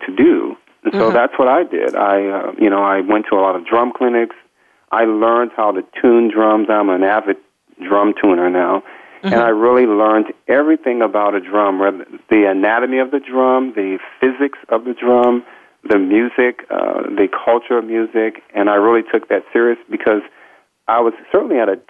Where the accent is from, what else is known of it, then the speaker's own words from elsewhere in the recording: St. Louis, Missouri, United States; We grew up in St. Louis.